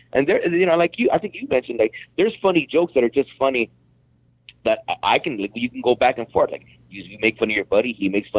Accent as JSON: {"language": "English", "country": "United States", "tie": "born or raised there", "said": "I'm a Chicano because I'm born here."}